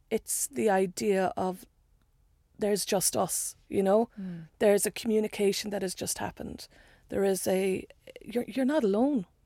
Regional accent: Ireland; I, I you know being Irish and being. I think it's becoming clearer that we you know, I made a joke about how we, we, know our history too much. But also, there's stuff we don't know and we won't look at. And in Ireland, so much is beginning to get uncovered.

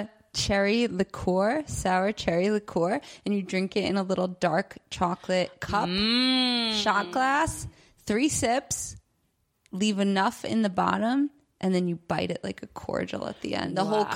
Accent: New York, United States; now in Mexico; I'm from New York, but I live in Mexico right now in the winter.

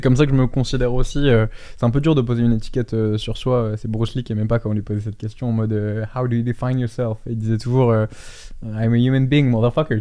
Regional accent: France; quand j'étais rentré en France, j'étais un des seuls euh, Français aussi jeunes dans le fitness game

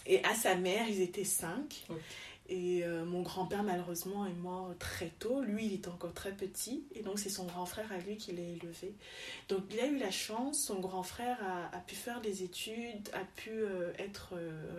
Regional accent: Yaoundé, Centre, Cameroon; also born or lived in Douala; alors mes parents sont du Cameroun, mhm. donc j'ai grandi un peu, enfin je suis née à donc j'ai grandi un peu à Yaoundé, puis à Douala

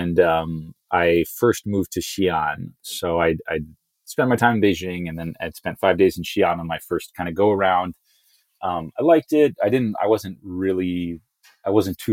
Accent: Bay Area, California, United States; also born or lived in Chicago, Illinois / Palo Alto, California; I mostly grew up in the Bay Area, at least for middle school, high school. I was born in Chicago, lived in the Chicago suburbs up through elementary school, and then came out to California

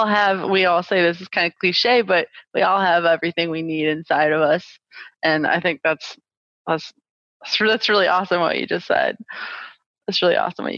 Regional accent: St. Louis, Missouri, United States; moved away as an adult; now in Phoenix, United States; I am originally from St. Louis, Missouri. And born and raised, my whole family is still there.

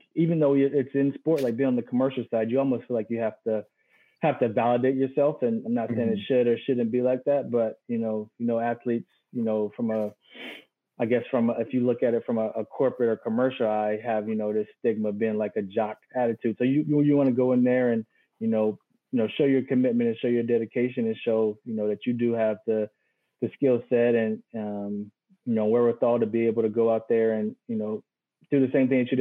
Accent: North Carolina, United States; moved away; my hometown state

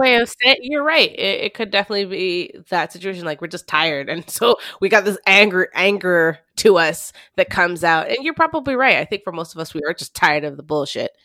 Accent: Montreal, Quebec, Canada; Growing up in the West Island

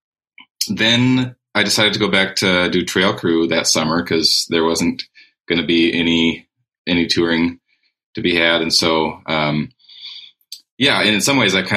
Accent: Whitefish, Montana, United States; now in Missoula, United States; I'm a songwriter from Whitefish, Montana.

